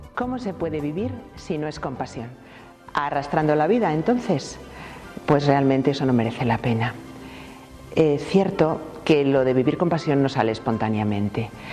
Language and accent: Spanish; Madrid, Community of Madrid, Spain; now in Loeches, Spain; yo soy madrileña de nacimiento